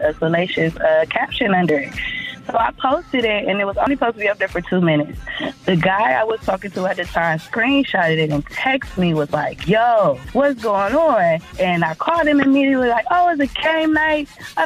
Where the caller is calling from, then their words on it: Cleveland, Ohio, United States; I'm calling from Cleveland, Ohio.